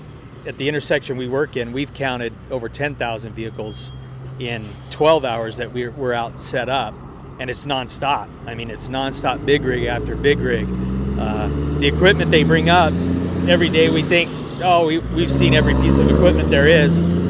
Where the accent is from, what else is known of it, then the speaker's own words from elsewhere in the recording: Los Angeles, California, United States; moved away as an adult; now in Spearfish, United States; I'm from Spearfish, South Dakota, originally from Los Angeles, California. Yeah, I moved out to South Dakota 8 years ago, retired, and moved out there to get away from what you hear in the background, the hustle and the bustle.